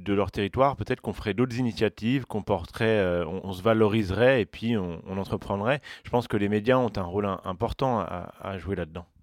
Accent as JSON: {"language": "French", "town": "Saint-Denis", "region": "Île-de-France", "country": "France", "tie": "born or raised there", "also_born_or_lived": "Paris", "said": "je suis né à Saint-Denis et je me rappelle très bien de l'image que j'avais de mon quartier, de mon territoire du 93"}